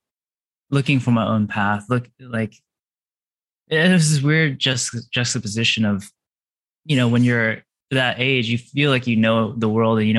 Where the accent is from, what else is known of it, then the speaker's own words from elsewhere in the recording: California, United States; I grew up in California